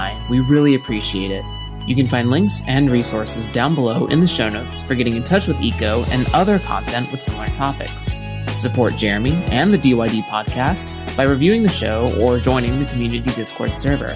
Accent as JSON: {"language": "English", "region": "Northern California", "country": "United States", "tie": "born or raised there", "said": "I was born in Northern California, and I lived in Central California for a long time."}